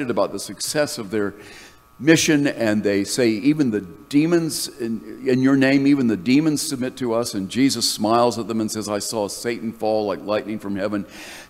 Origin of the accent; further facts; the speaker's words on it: North Carolina, United States; moved away as an adult; I had fled the conservative evangelical ethos of the church that I grew up in North Carolina